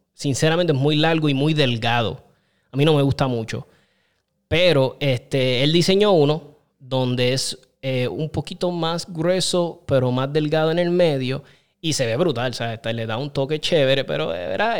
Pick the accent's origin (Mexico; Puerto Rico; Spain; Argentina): Puerto Rico; Aguas Buenas; Yo soy criado en Aguas Buenas, desde los, yo creo desde los 9, 10 años, 8, me crié en Aguas Buenas hasta los 23 que me fui